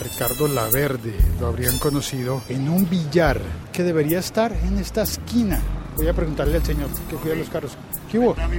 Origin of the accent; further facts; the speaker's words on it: Colombia; una realidad que a mí me tocó de niño, pero que gracias a Dios ya no existe en mi país